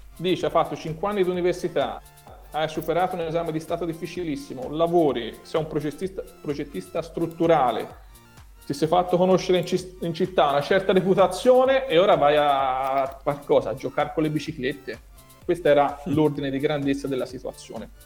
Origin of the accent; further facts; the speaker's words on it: Tuscany, Italy; accent: strongly Tuscan; Io sono toscano